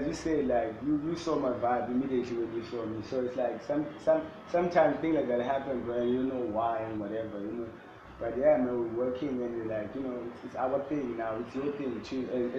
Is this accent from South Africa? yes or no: yes; Eastern Cape, South Africa; now in Cape Town, South Africa; I'm from the Eastern Cape.